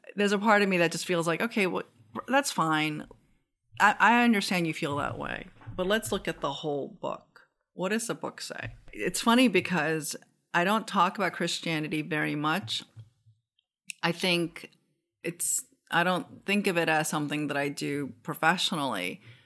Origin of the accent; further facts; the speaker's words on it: Seoul, South Korea; also born or lived in Japan; now in United States; I grew up in Seoul and then I came to the US.